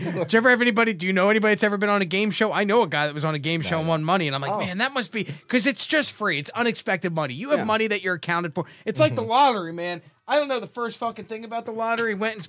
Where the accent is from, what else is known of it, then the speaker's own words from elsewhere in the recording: Atlantic City, New Jersey, United States; I grew up in Atlantic City. I grew up around casinos.